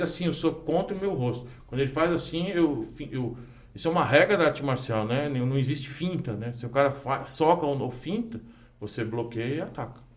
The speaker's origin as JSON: {"language": "Portuguese", "region": "São Paulo", "country": "Brazil", "tie": "born or raised there", "said": "Eu nasci no Tatuapé, mas cresci no centro"}